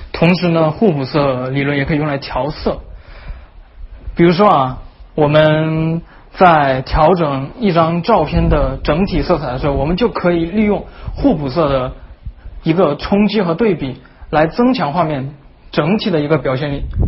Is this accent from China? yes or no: yes; southern China, China; accent: southern; 作为一个南方人呢，这还是有一点悲剧，那就是南方人经常呢和了不分，边音和鼻音不分。